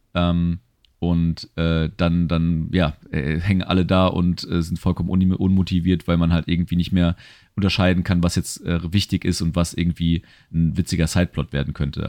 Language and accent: German; Germany; als Deutscher